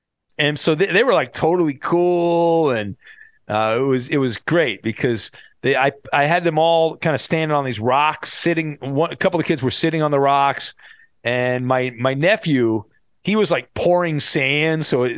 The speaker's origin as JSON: {"language": "English", "town": "Irvine", "region": "California", "country": "United States", "tie": "born or raised there", "said": "I'll never forget growing up in Irvine, we had there was this slide at I think it was Heritage Park."}